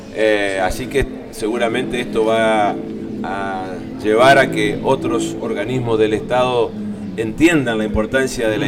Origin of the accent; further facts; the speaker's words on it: Concordia, Entre Ríos, Argentina; yo soy de Concordia eh, y represento también a, la ciudad de Concordia